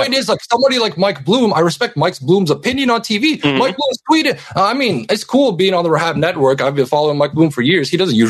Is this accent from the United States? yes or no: no; Canada; because I'm Canadian. We don't have middle school in Canada